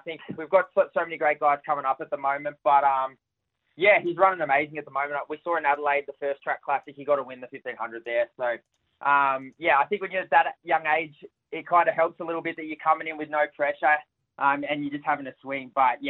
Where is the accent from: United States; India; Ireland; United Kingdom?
United Kingdom; I think, especially being a Brit, we never want to lose to them.